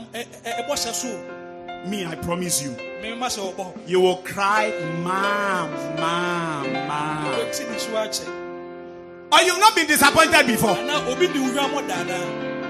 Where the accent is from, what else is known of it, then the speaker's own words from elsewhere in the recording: Keta, Volta, Ghana; I come from Keta in the Volta region